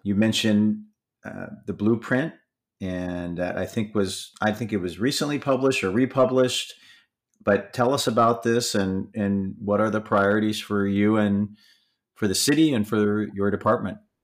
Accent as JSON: {"language": "English", "region": "Michigan", "country": "United States", "tie": "born or raised there", "said": "I grew up in Michigan"}